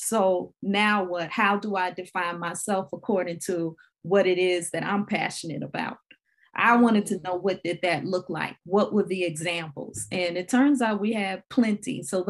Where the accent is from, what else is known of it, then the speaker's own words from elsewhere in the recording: New Orleans, Louisiana, United States; growing up in the New Orleans area and growing up in churches